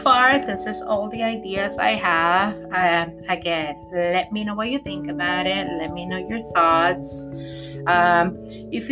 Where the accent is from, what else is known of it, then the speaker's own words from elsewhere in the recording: Puerto Rico; I'm from Puerto Rico. Sorry. Yo soy de Puerto Rico.